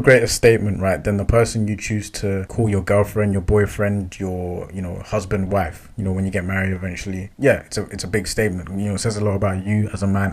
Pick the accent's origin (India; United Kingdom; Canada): United Kingdom; London; I grew up in London, West London.